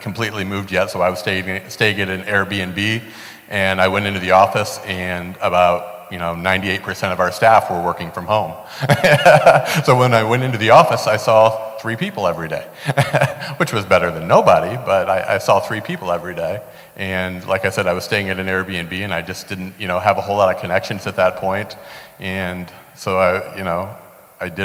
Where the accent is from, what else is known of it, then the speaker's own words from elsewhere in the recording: Fort Wayne, Indiana, United States; moved away as an adult; now in Cleveland, United States; I was born and raised in Fort Wayne, Indiana. Lived there my entire life up until last summer.